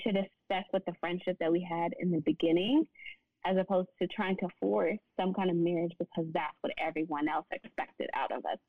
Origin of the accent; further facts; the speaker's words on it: Nashville, Tennessee, United States; now in Dallas, United States; because I'm from Nashville. So I moved to Dallas with no family.